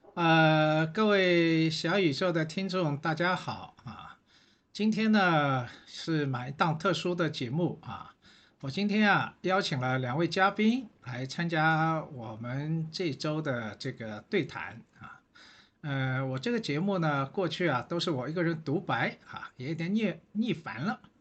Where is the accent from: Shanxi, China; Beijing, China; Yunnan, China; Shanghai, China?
Shanghai, China; 我是上海人